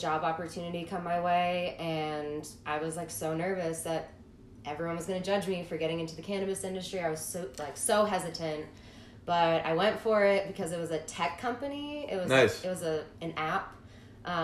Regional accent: Massachusetts, United States; I'm from the East Coast. I'm from Massachusetts.

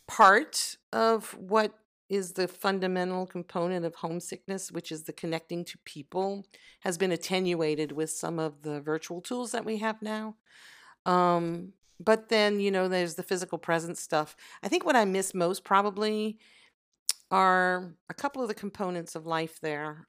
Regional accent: Southwest Louisiana, United States; moved away as an adult; also born or lived in France; I was born in Louisiana. and I grew there up, um, for almost all my early adulthood

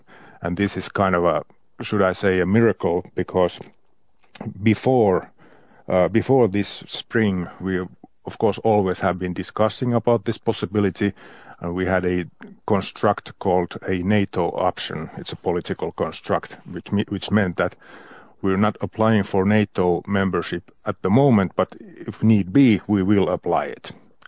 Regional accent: Lappeenranta, South Karelia, Finland; also born or lived in Moscow, Russia; I'm a guy from Lappeenranta, as you said. Lappeenranta is a city which it's on the Russian border in the southeastern Finland, and I'm 55

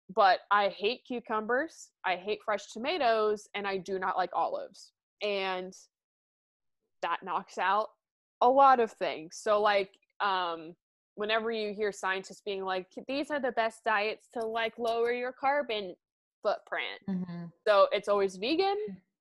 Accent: Midwest, United States; I'm from the Midwest

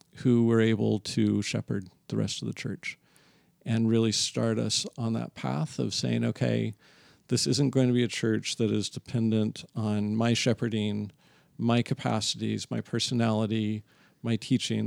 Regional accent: San Diego, California, United States; now in Torrance, United States; San Diego is where I come from.

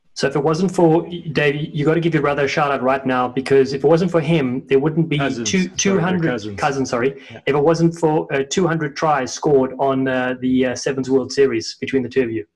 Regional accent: South Africa; accent: South African; moved away; despite my South African accent

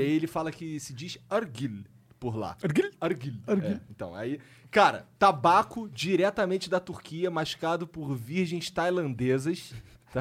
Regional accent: Rio de Janeiro, Brazil; eu sou carioca

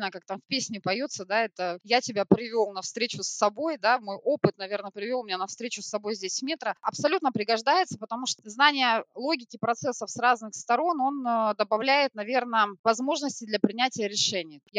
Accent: Krasnoyarsk, Krasnoyarsk Krai, Russia; now in Smolensk, Russia; Нет, я сама из Красноярска, я сибиряк, сибирячка, правильнее сказать. В Смоленске я оказалась полтора года назад

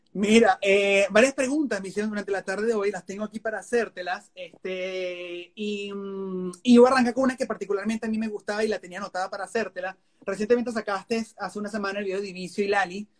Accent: Venezuela; moved away as an adult; now in United States; Yo vengo de Venezuela

